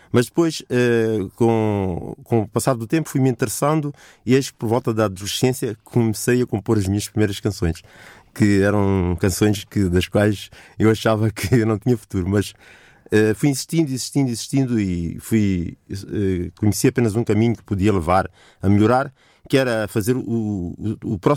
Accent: Mozambique; participei num concurso em Moçambique, que é o meu país de origem

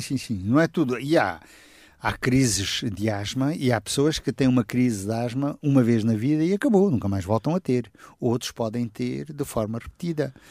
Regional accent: Setúbal, Portugal; eu sou da região de Setúbal, vivi lá, cresci lá

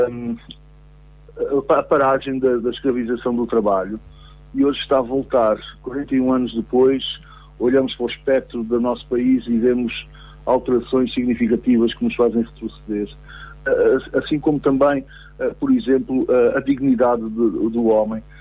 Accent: Angola; born there; Não, eu nasci em Angola. Os meus pais eram missionários uh, em Angola uh, e, portanto, vivíamos lá há muitos anos

